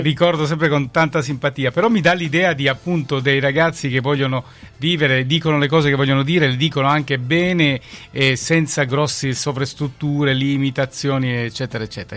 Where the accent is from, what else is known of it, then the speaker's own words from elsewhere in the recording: Calabria, Italy; noi siamo contenti quando qualcuno torna dalle nostre parti, poi ci dà la carica giusta per andare avanti anche a noi, insomma che in Calabria facciamo un po' di fatica